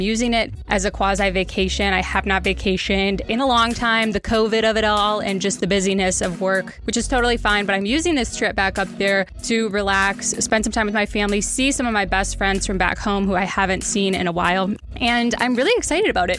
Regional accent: Wisconsin, United States; now in Kansas City, United States; It is our adopted home, but I am from Wisconsin

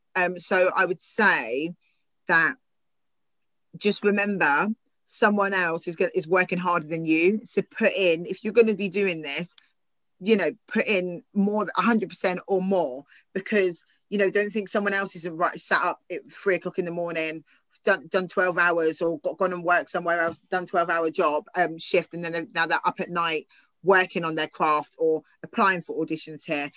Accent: Southampton, South East England, United Kingdom; i've grown up in southampton

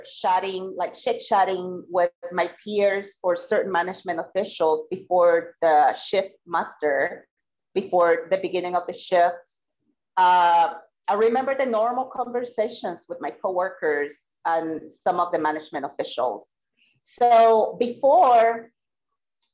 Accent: Puerto Rico; I am from Puerto Rico

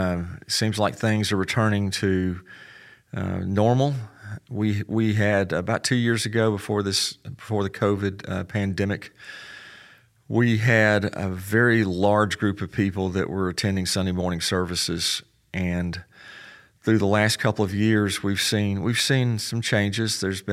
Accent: Memphis, Tennessee, United States; also born or lived in Texas; Hey, Graham, I grew up in Memphis. My dad was in the Air Force. I was actually born in Texas

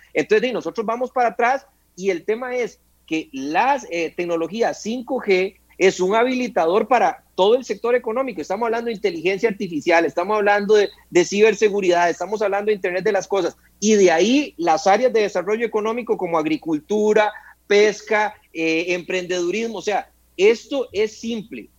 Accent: Costa Rica; como costarricense y cliente del ICE

